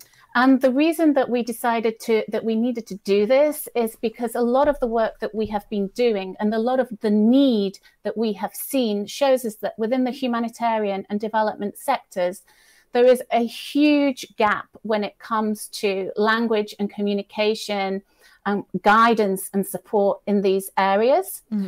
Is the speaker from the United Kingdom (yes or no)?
yes; United Kingdom; now in Italy; I live in Italy, North Italy usually, although I am British, as you might tell from my accent, but I'm actually in Dublin today